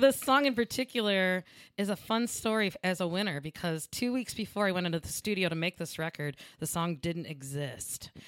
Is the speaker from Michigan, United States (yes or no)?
yes; Lansing, Michigan, United States; I'm from Lansing, Michigan